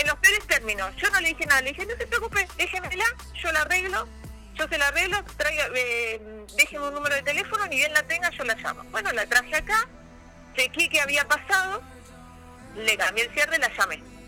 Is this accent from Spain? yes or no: no; Río Gallegos, Santa Cruz, Argentina; also born or lived in Puerto Deseado / Caleta Olivia / Comodoro Rivadavia / Bariloche; soy nacida en Río Gallegos, criada en la Patagonia.